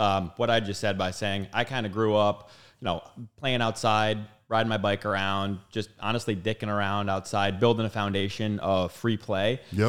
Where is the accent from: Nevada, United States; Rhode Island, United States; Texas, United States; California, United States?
Rhode Island, United States; Bristol; Bristol, Rhode Island. Played youth sports.